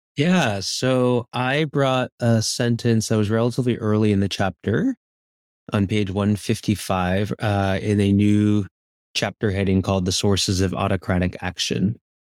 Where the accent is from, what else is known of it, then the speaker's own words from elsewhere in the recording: New Jersey, United States; moved away; I grew up on the East Coast, uh, in New Jersey